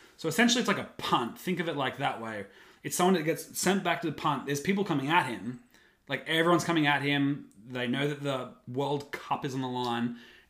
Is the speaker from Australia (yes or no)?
yes; Australia; as an Australian